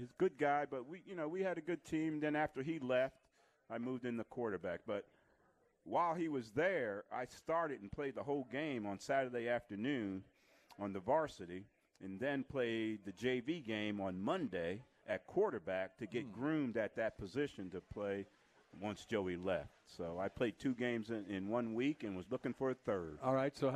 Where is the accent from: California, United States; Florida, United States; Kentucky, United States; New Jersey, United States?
New Jersey, United States; South River; come out of South River. So it had a lot of tradition at South River High School. And if you're a boy growing up in South River, that was your dream to play for the South River High School Rams